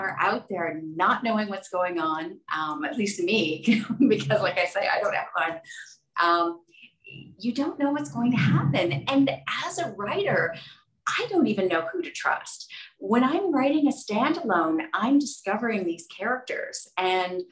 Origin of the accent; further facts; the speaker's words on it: Toronto, Ontario, Canada; moved away; I got into it by pitching stories about my hometown. I'm from Toronto originally